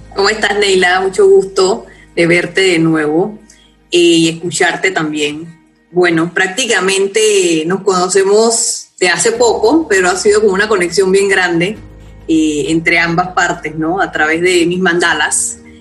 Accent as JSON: {"language": "Spanish", "town": "Parita", "region": "Herrera", "country": "Panama", "tie": "born or raised there", "moved": "yes", "said": "yo soy de Correa de Parita, y nací allá y me crié allá, que es una finca donde tienen mis papás."}